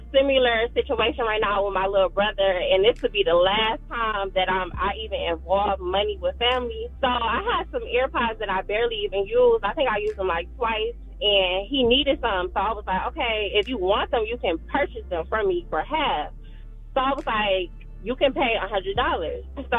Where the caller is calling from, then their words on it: Detroit, Michigan, United States; I'm calling from Detroit. I just want to say that I want to show my city.